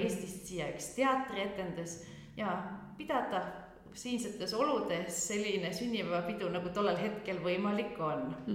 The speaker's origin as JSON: {"language": "Estonian", "area": "Veelikse, near Mõisaküla", "region": "Viljandi County", "country": "Estonia", "tie": "born or raised there", "also_born_or_lived": "Tartu", "moved": "as an adult", "lives_now": "Belgium", "said": "kasvasin üles Mõisaküla lähedal Veeliksel vanaema ja vanaisa juures talus"}